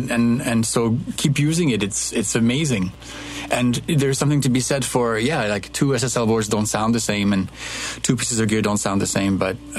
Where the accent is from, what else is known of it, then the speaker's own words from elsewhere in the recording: Kinshasa, DR Congo; also born or lived in Ivory Coast; I am French, but I was born and raised in West Africa. My dad was an architect and worked his entire career in Africa from the 50s on to the 90s. So I was born there, Ivory Coast. I grew up in Kinshasa in what is now the DRC.